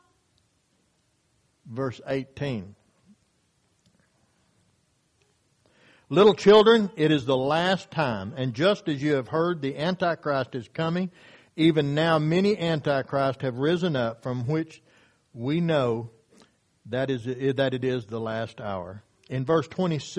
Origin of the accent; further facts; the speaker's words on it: Hastings, Oklahoma, United States; the church that I grew up at in Hastings, Oklahoma, when I was a young man